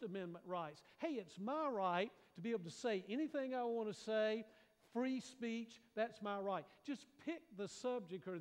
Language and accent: English; United States; sometimes I think we Americans have to be really careful